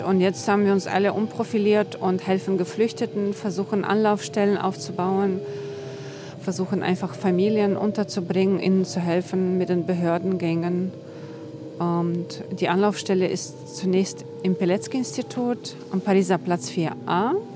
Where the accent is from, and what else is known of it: Western Ukraine, Ukraine; born or raised there; first language Russian; German is a second language; moved away as an adult; now in Berlin, Germany